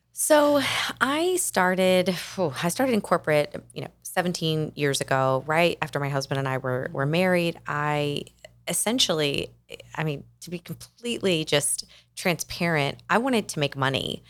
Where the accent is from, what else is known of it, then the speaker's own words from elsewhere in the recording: Kentucky, United States; moved away as an adult; also born or lived in Atlanta, Georgia / Nashville, Tennessee; now in South Florida, United States; We moved the family from my home state of Kentucky, where I had grown up